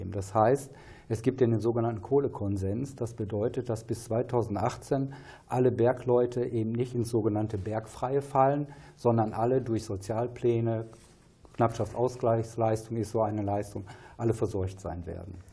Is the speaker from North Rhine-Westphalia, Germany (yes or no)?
yes; Bottrop, North Rhine-Westphalia, Germany; eine eben in meiner Heimatstadt Bottrop, Prosper Haniel